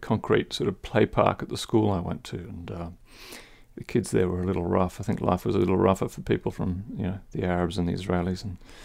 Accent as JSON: {"language": "English", "country": "Philippines", "tie": "born or raised there", "said": "Oh, yeah. I mean, big wealth gap between, I mean, we lived in a wealthy suburb"}